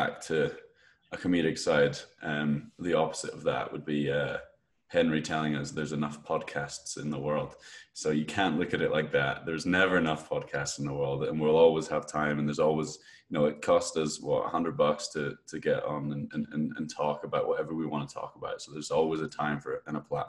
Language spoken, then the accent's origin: English; Edinburgh, Scotland, United Kingdom; I'm from Scotland, Edinburgh in Scotland.